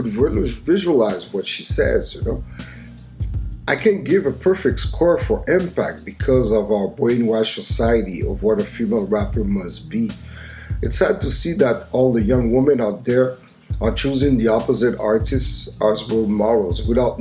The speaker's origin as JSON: {"language": "English", "town": "Montreal", "region": "Quebec", "country": "Canada", "tie": "born or raised there", "said": "my hometown of Montreal"}